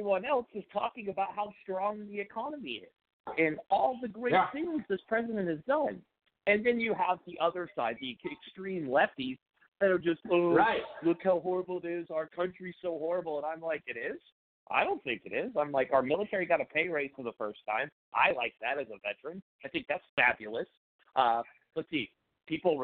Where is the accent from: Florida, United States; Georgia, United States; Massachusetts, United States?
Florida, United States; also born or lived in California; now in Beaverton, United States; I'm originally a Floridian, moved to California, joined the Marine Corps after I got out of high school